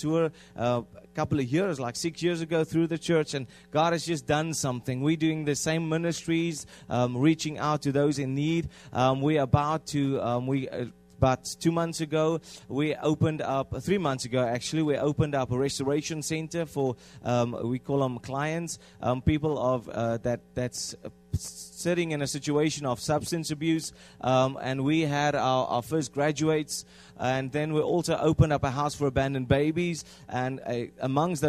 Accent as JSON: {"language": "English", "country": "South Africa", "first_language": "Afrikaans", "second_language": "English", "moved": "yes", "said": "we come from South Africa, and then we come and we manipulate our language"}